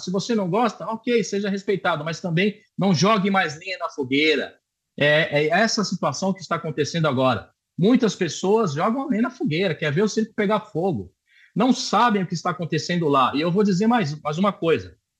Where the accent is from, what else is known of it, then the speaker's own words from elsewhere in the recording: Brazil; now in Israel; sou brasileiro